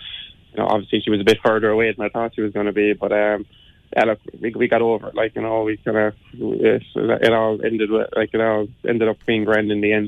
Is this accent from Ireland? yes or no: yes; Cleely, Munster, Ireland; I'm from Cleely in Limerick. I was born and raised there now.